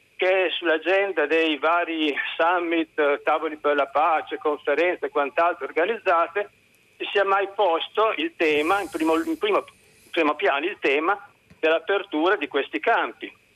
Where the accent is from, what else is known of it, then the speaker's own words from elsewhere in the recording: Reggio Emilia, Emilia-Romagna, Italy; comunque sono nato a Reggio Emilia.